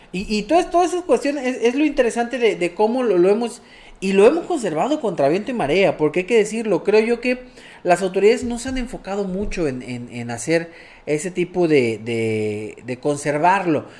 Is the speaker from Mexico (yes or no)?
yes; Mexico; nosotros como mexicanos